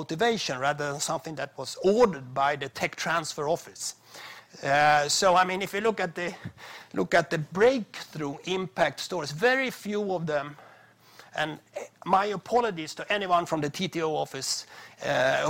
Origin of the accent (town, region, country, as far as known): Sweden